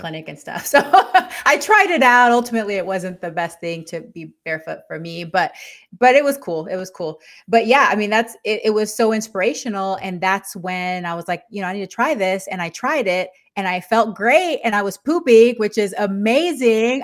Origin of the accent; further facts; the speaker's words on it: Texas, United States; moved away as an adult; also born or lived in Panama; now in Yakima, United States; I'm originally from Panama, and I grew up in Texas